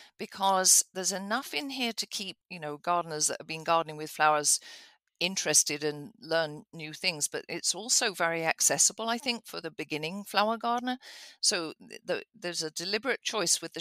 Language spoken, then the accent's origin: English; England, United Kingdom; moved away; I grew up in England with cottage gardens